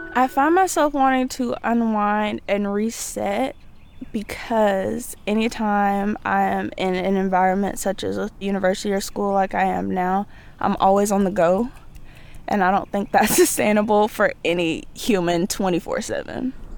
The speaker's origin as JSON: {"language": "English", "town": "Byram", "region": "Mississippi", "country": "United States", "tie": "born or raised there", "moved": "as an adult", "lives_now": "Troy, United States", "said": "I am from Byron, Mississippi. I tell people Jackson a lot 'cause they have no idea where Byron is, but it's right next door to Jackson."}